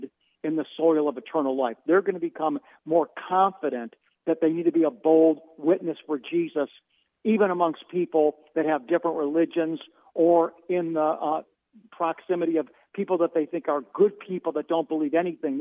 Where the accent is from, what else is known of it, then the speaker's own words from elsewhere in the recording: Cleveland, Ohio, United States; I'm Jewish, born and raised in Cleveland, Ohio